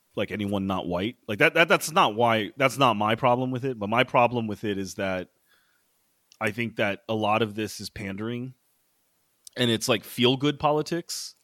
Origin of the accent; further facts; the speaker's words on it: Maryland suburbs of D.C., United States; now in New York City, United States; I grew up in the Maryland suburbs of D C